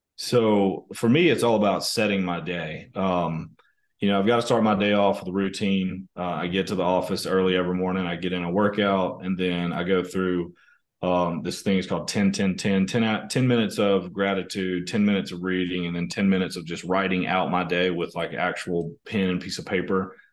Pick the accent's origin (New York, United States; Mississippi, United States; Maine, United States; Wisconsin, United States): Mississippi, United States; small town outside of Tupelo, North; now in Germantown, United States; I grew up in Mississippi, um, you know, uh, kind of a small town in Mississippi outside of Tupelo, um, which is kind of North Mississippi